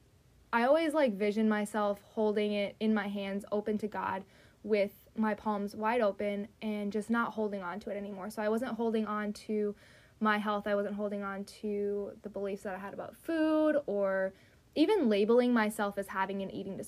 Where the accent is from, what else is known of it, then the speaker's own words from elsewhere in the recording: Wisconsin, United States; moved away; back to Wisconsin, my hometown, 3.5 hours away